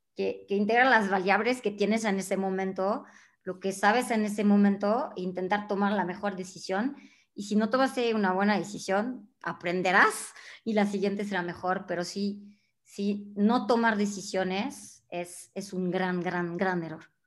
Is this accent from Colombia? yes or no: no; France; Spanish is a second language; moved away as an adult; now in Mexico; yo siendo francesa, mexicana de adopción desde hace 20 años